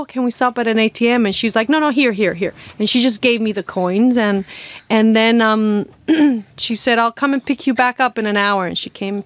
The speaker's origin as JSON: {"language": "English", "country": "Costa Rica", "moved": "as an adult", "said": "I'm from Costa Rica, and I was living in the Pacific coast"}